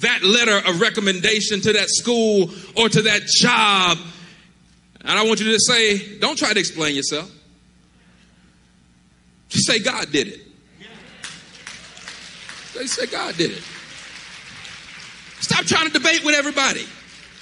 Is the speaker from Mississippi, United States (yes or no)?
yes; Mississippi, United States; we are from Mississippi